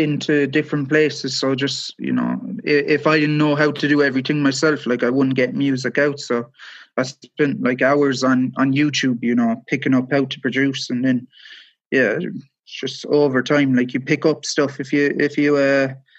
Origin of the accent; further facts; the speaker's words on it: Cork, Munster, Ireland; now in West Cork, Ireland; I come from Cork City, I live in West Cork now